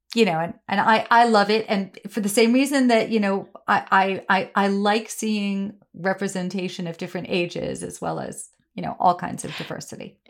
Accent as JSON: {"language": "English", "town": "New York City", "region": "New York", "country": "United States", "tie": "born or raised there", "said": "I grew up on the Upper West Side in the seventies"}